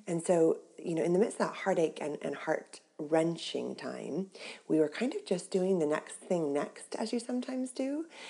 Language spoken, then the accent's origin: English; Orange County, California, United States; moved away as an adult; now in Cornwall, United Kingdom; I grew up in Orange County, California